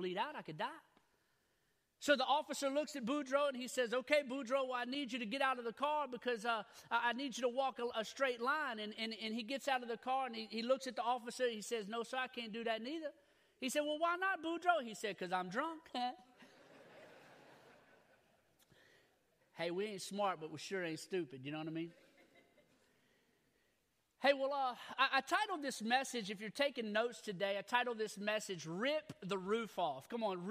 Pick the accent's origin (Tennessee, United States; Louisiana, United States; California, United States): Louisiana, United States; I'm from Louisiana, so I grew up, I was born and raised in Louisiana.